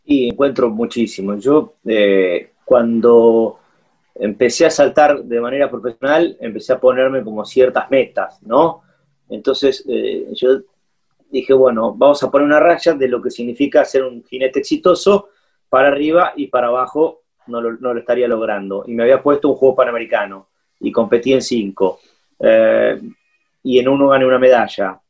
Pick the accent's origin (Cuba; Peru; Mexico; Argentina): Argentina; also born or lived in Curitiba, Brazil; Nos sentimos siempre argentinos, tenemos documentos argentinos